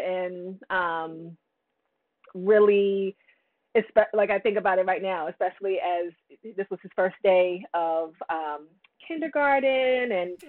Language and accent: English; Virginia, United States; For the second half of my childhood, I came up to Northern Virginia. So that got me into the DMV area, and grew up right around Dulles Airport, and went away for all my schooling and then came back. And now I'm in Maryland.